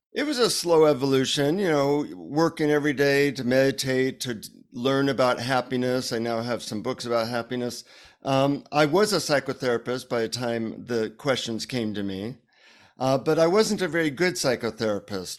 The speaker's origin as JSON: {"language": "English", "country": "United States", "said": "from the United States"}